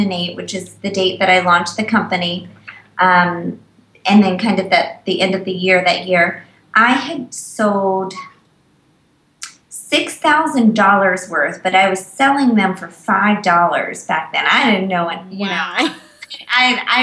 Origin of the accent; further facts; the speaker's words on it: Virginia, United States; I'm from Virginia